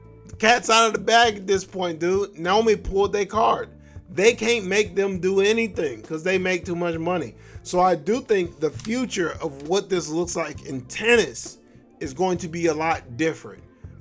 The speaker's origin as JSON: {"language": "English", "town": "Compton", "region": "California", "country": "United States", "said": "You know, I'm from Compton, so I will pistol whip everybody at this press conference."}